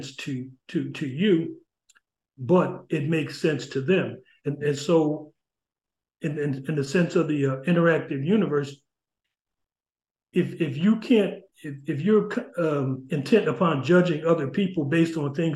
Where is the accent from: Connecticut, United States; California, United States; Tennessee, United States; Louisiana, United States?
Connecticut, United States; New Haven; growing up in New Haven, I grew up, you know, in the projects in Ashland Street